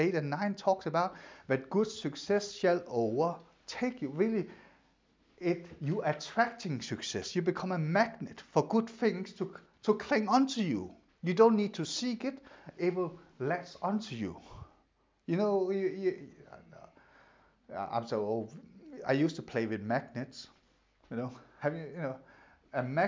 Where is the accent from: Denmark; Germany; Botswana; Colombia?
Denmark; English is a second language; moved away; when I grew up in Denmark, we don't have school uniforms